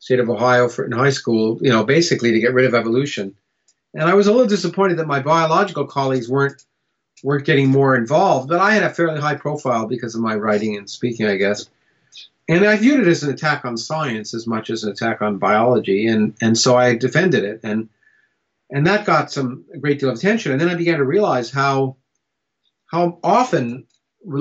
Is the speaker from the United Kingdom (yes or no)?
no; Canada; also born or lived in United States; I was born in the United States, but I grew up in Canada.